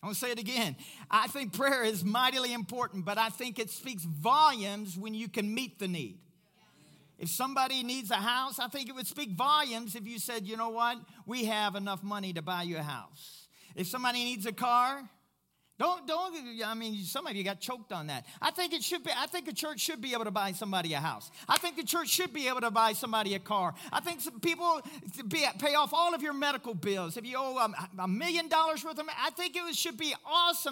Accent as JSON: {"language": "English", "region": "Kentucky", "country": "United States", "moved": "yes", "lives_now": "Pueblo, United States", "said": "I'm from Kentucky."}